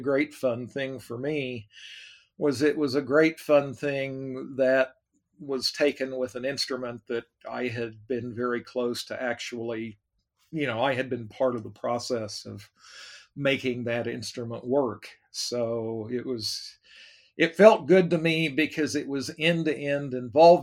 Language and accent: English; Oklahoma City, Oklahoma, United States; moved away; I was raised in Oklahoma, Oklahoma City